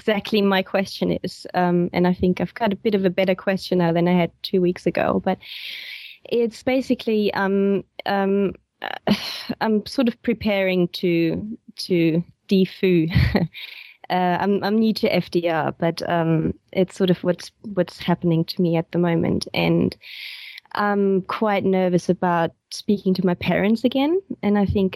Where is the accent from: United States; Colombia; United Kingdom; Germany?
Germany; West Germany; moved away as an adult; I was born in East Germany originally, and then my parents moved to West Germany when I was 10.